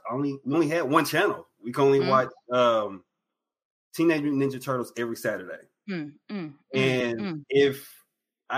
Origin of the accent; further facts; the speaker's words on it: East Texas, United States; also born or lived in Houston, Texas; I was born here in Houston, but I grew up in the backwoods of East Texas. I'm a country boy.